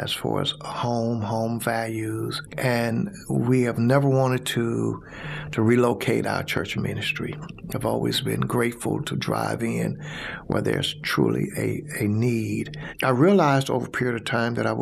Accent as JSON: {"language": "English", "town": "Brighton", "region": "Alabama", "country": "United States", "tie": "born or raised there", "also_born_or_lived": "Bessemer, Alabama / Birmingham, Alabama", "said": "I was born in Bessemer, Alabama, raised in Brighton"}